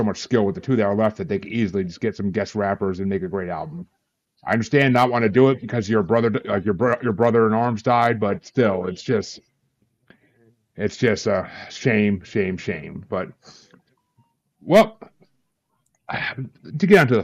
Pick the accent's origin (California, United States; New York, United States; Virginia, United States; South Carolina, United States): New York, United States; I'm from New York